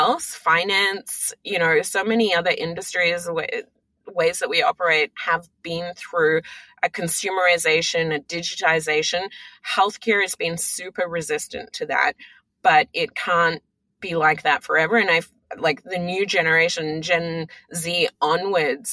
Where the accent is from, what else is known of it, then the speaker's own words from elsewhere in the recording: Australia; now in United States; I'm Australian, but, you know, born and raised in Australia